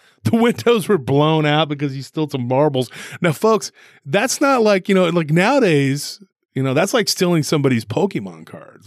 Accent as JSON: {"language": "English", "town": "Taylor", "region": "Texas", "country": "United States", "tie": "born or raised there", "said": "here in my hometown, um, Taylor"}